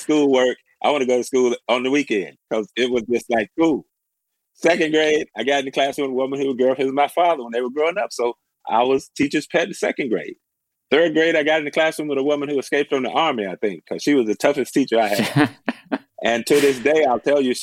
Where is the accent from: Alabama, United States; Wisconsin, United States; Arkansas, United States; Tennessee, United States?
Tennessee, United States; now in Oregon, United States; I grew up in Tennessee, a small town about 60 miles from Memphis